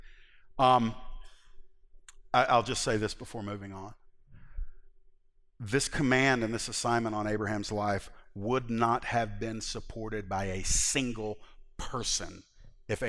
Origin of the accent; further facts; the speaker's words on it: United States; American 21st century Christians